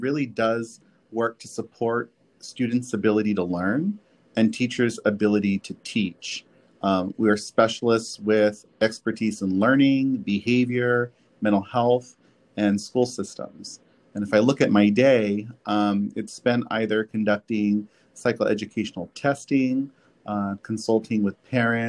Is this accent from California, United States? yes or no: yes; Orosi, California, United States; also born or lived in Visalia / Dinuba / San Luis Obispo / Bay Area; But my family was from Orosi, and I lived in Orosi until I was about 11 years old